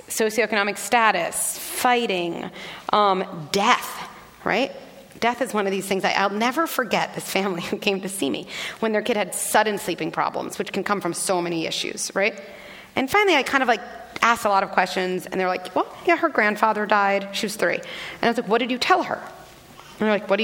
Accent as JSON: {"language": "English", "town": "Scarsdale", "region": "New York", "country": "United States", "tie": "born or raised there", "said": "I grew up in Scarsdale, New York, a very privileged, relatively homogeneous"}